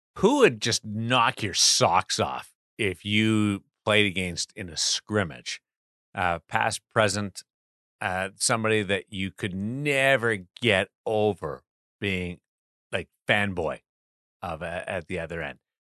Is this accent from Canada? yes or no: yes; Brandon, Manitoba, Canada; growing up in Brandon